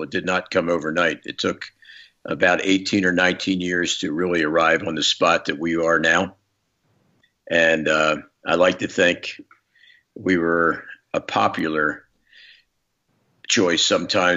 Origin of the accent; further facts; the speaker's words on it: Philadelphia, Pennsylvania, United States; I was very fortunate as a young guy to grow up in Philadelphia